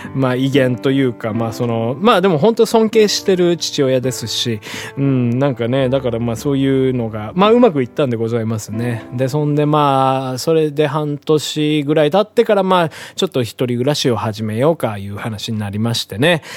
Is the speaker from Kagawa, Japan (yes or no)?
no; Hiroshima, Japan; moved away as an adult; now in Tokyo, Japan; 地 元のオクラホマ、まあ、またの名を広島というんです